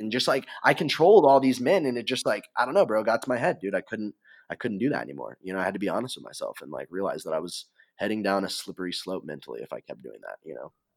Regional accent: Missouri, United States; growing up in Missouri, we used to jump in the, into the quarry

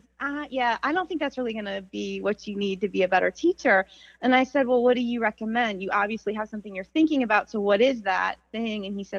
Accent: Nebraska, United States; we just really didn't even have summer camps growing up in Nebraska

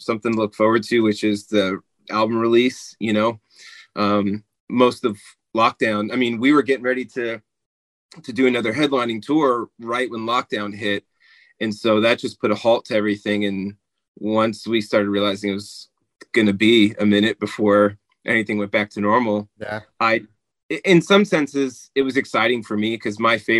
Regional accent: New Jersey, United States; I'm in New Jersey. That's where I grew up

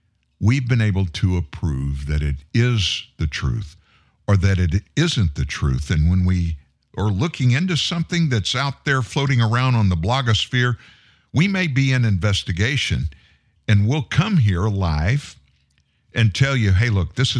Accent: Louisiana, United States; accent: South Louisiana; I'm from South Louisiana. I lost my South Louisiana accent years ago when I got in radio.

